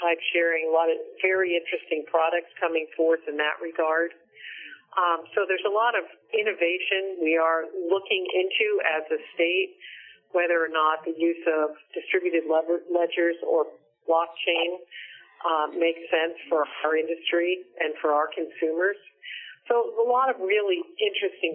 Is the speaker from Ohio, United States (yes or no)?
no; Hartford, Connecticut, United States; I was born in Connecticut and spent most of my life there.